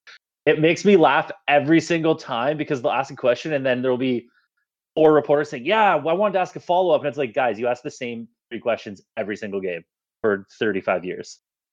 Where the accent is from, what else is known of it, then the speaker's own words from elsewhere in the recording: Canada; we're from Canada.